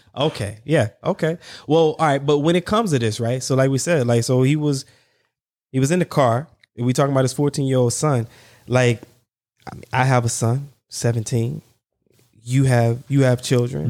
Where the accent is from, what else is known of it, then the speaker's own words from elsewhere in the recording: the South, United States; I'm from the South